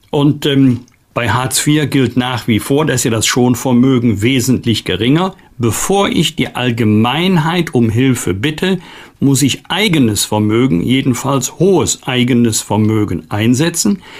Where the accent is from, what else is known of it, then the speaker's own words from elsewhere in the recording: Germany; wir als Deutsche und Europäer